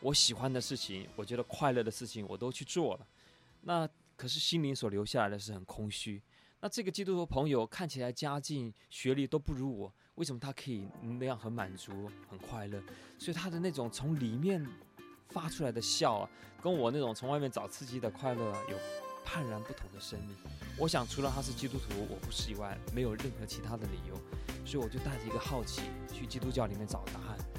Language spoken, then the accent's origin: Chinese; China; 我我想对于我们中国人来讲啊，我们有两个观念都存在的。